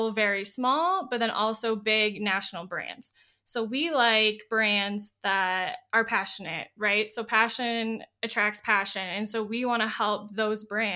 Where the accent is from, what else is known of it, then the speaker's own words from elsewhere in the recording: Minneapolis, Minnesota, United States; I'm from the Twin Cities, Minnesota